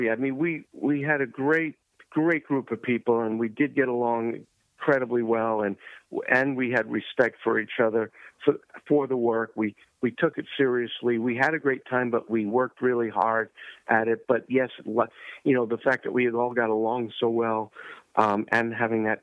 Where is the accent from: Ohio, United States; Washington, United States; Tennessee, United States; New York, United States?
New York, United States; I, I grew up in New York